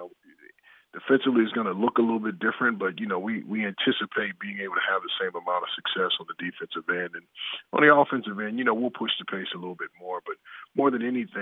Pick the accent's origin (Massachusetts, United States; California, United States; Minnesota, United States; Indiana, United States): California, United States; Inglewood; the three of us growing up in Inglewood, California together